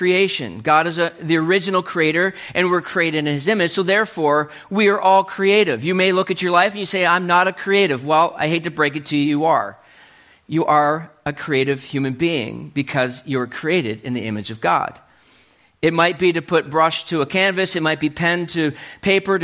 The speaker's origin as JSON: {"language": "English", "region": "New Brunswick", "country": "Canada", "tie": "born or raised there", "said": "I was growing up in New Brunswick"}